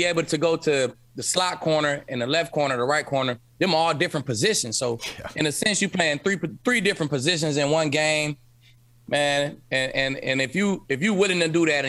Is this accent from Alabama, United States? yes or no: no; Cleveland, Ohio, United States; I was born in Cleveland